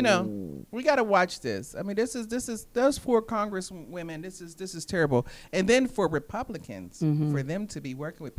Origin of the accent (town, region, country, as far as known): Wilkinsburg, Pennsylvania, United States